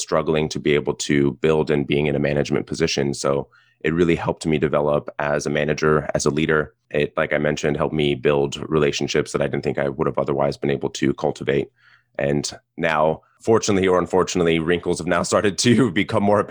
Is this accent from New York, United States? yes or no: no; South Pasadena, California, United States; I grew up in South Pasadena in Los Angeles, Southern Californian through and through